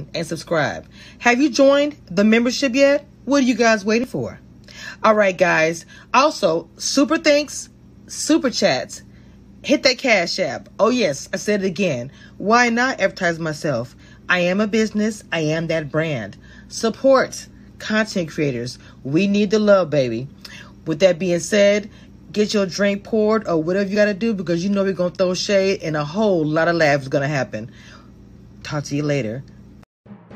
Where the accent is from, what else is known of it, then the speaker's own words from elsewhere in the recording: Natchitoches, Louisiana, United States; Y'all know I'm from Louisiana, but I'm from a small town called Natchitoches by Shreveport.